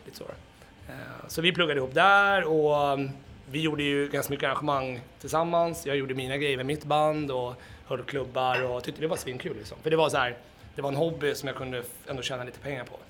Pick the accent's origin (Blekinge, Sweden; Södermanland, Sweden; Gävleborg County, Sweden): Södermanland, Sweden; Gnesta; now in Stockholm, Sweden; jag är ju då från Gnesta, det är ju bara en timme med bil härifrån